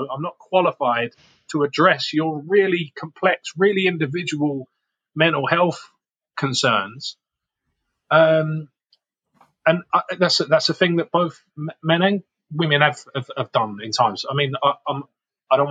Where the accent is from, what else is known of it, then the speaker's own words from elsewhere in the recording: London, United Kingdom; moved away; also born or lived in Harlow, Essex; I was brought up in Camden, Northwest London